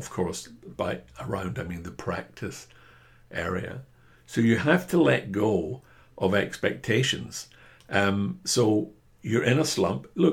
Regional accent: Scotland, United Kingdom; I'm a Scotsman

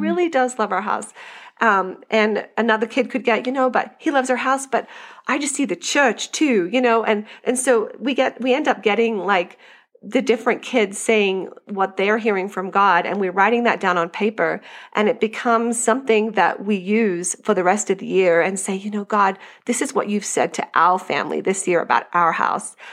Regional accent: Australia; moved away as an adult; now in United States; I grew up in Australia

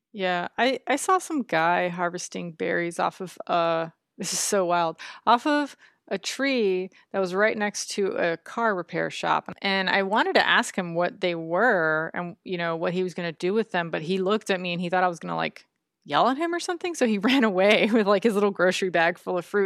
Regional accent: Florida, United States; moved away; I grew up in Florida

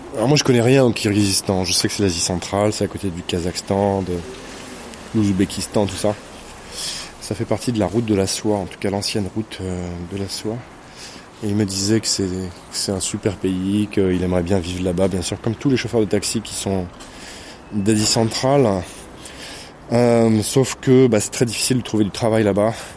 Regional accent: France; now in Moscow, Russia; j'étais français dès le départ

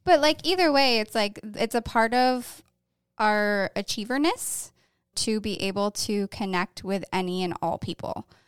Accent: Syracuse, New York, United States; moved away as an adult; also born or lived in Thousand Islands; now in Wilmington, United States; I'm from the Syracuse area and also the Thousand Islands.

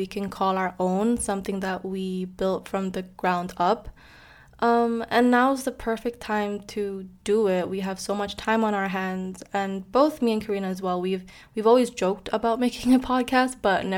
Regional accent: Indonesia; moved away as an adult; also born or lived in Netherlands; I am originally from Indonesia. I was born and raised there, but I moved to the Netherlands to pursue my bachelor's degree

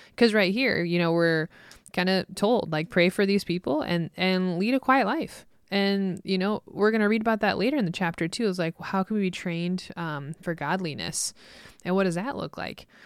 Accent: Midwest, United States; growing up in the Midwest

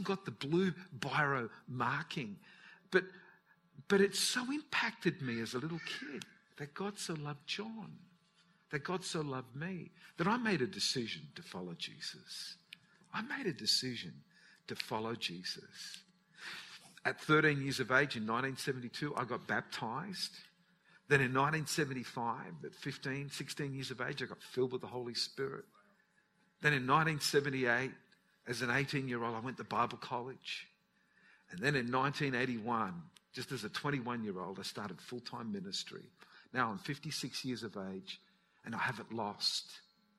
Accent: Newcastle, New South Wales, Australia; My parents, when I was born in Newcastle. They lived in a place called Mayfield

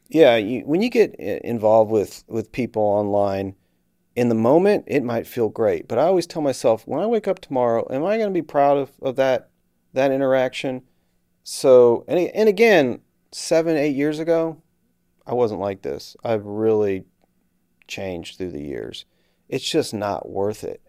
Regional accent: Houston, Texas, United States; moved away; I'm from Houston

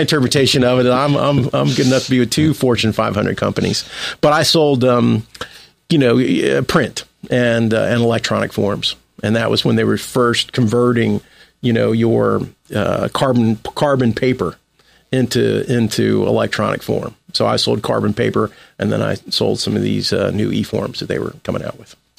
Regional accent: Cincinnati, Ohio, United States; I was born in Cincinnati, Ohio. I grew up there.

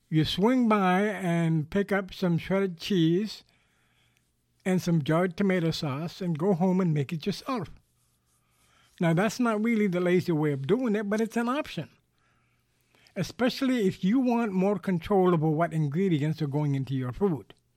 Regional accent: New York City, New York, United States; moved away as an adult; now in Southwest Florida, United States; I grew up in New York City. I spent thirty years of my life there

